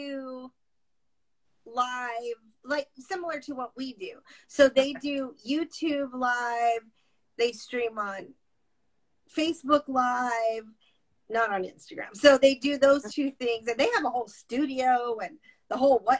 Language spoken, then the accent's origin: English; Tucson, Arizona, United States; I'm from Tucson